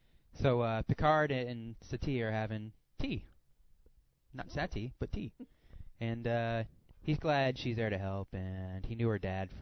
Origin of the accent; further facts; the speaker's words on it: South Carolina, United States; I'm from South Carolina.